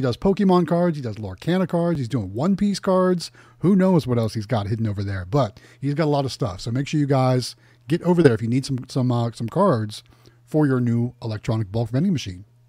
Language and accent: English; Youngstown, Ohio, United States; moved away; my hometown in Youngstown, Ohio